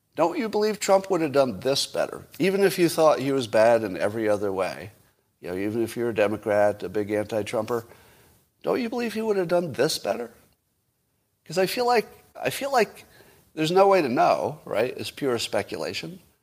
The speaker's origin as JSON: {"language": "English", "country": "United States", "said": "an American"}